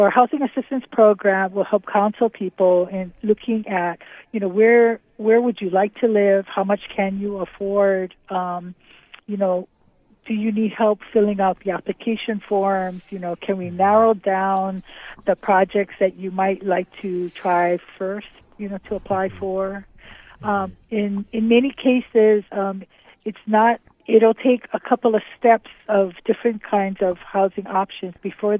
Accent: Hawaii, United States; I'm born and raised in Hawaii. I'm a graduate of Pearl City High School

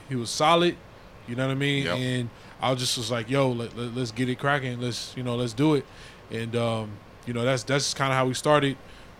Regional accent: Inglewood, California, United States; I'm from Inglewood, California.

